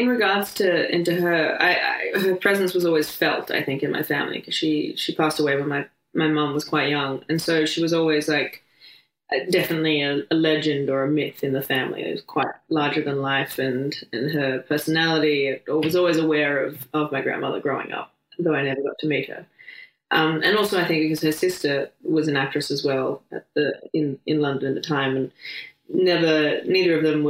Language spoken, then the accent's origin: English; Adelaide, South Australia, Australia; Born and raised in Australia, in Adelaide. And I grew up with my parents and sisters in a place next to a national park.